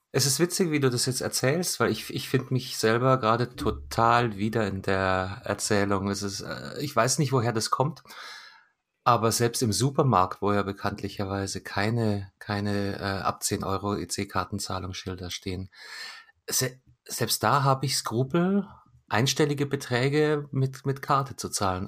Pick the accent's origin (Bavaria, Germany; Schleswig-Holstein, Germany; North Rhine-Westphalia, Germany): Bavaria, Germany; Munich; Ich komme direkt aus München